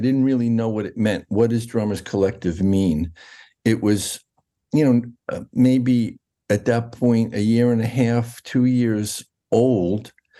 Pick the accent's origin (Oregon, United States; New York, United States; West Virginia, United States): New York, United States; I was raised in New York, in Westchester County, north of Manhattan, about an hour north.